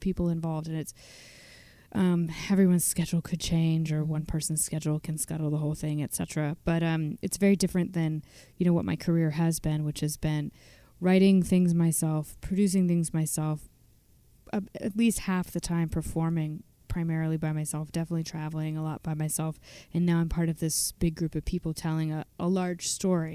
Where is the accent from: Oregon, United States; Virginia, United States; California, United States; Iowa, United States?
Virginia, United States; now in Western Massachusetts, United States; I grew up in Virginia, but I've lived in Western Massachusetts for a long time.